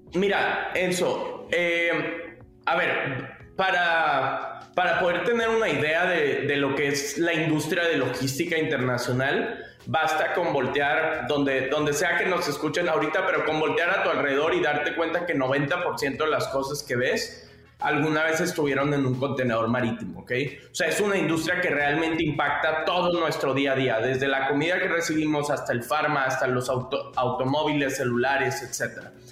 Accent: Monterrey, Nuevo León, Mexico; also born or lived in Palo Alto; yo soy de Monterrey, México, mi familia tuvo un outports pero tradicional por más de 20 años aquí en México

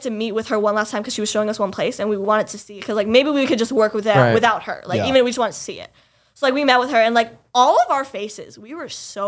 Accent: Florida, United States; first language English; moved away as an adult; now in New York, United States; And I had said Florida. And like, I came from Florida.

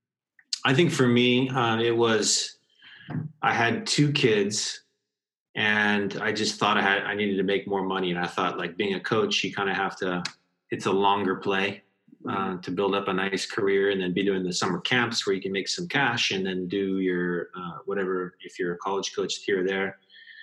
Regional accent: Hawaii, United States; moved away as an adult; now in Lucca, Italy; I grew up in Hawaii

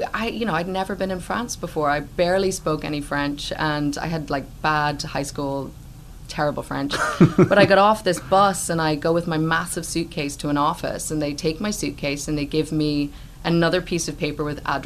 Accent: Ireland; moved away; growing up in Ireland, there is kind of a rich local theater culture there

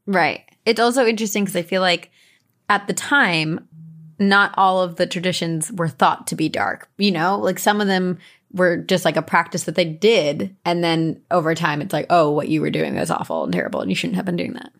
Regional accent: New Jersey, United States; I grew up in Jersey

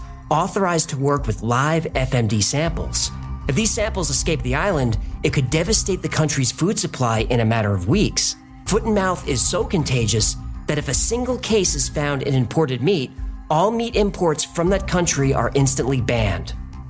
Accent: New York City, New York, United States; I'm from New York

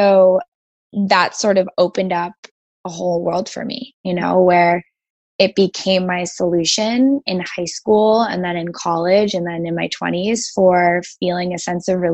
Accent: Greenwich, Connecticut, United States; I grew up on the East Coast in Greenwich, Connecticut

